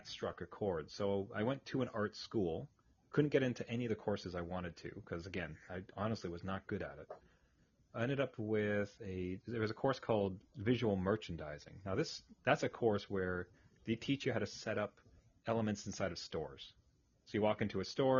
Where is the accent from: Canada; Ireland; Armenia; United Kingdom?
Canada; Ayr, Ontario; now in Ottawa, Canada; I grew up in a little cow town, a place called Ayr. Spelled A-Y-R, of all places.